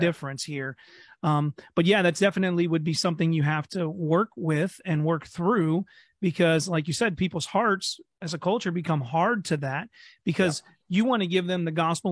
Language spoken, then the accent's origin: English; Ohio, United States; also born or lived in New York / Kentucky; I grew up here in Ohio